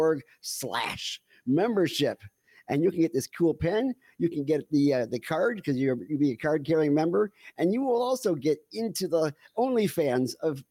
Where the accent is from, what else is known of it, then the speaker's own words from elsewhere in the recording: Canada; now in Florida, United States; this is actually a maple leaf and I'm Canadian.